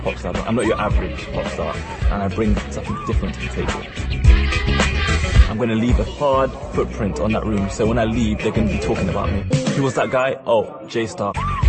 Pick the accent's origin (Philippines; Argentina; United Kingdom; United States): United Kingdom; London; I'm 19 and I'm from West London.